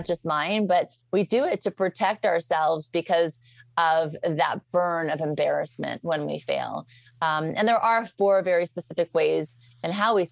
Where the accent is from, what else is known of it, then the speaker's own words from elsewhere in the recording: Beverly Hills, California, United States; also born or lived in New Orleans; I grew up in Beverly Hills. Well, first I was raised in New Orleans and then Beverly Hills